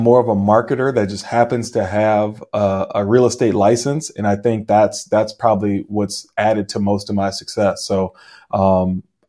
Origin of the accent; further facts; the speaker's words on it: New Orleans, Louisiana, United States; now in Chino Hills, United States; I'm not from California. I'm actually from New Orleans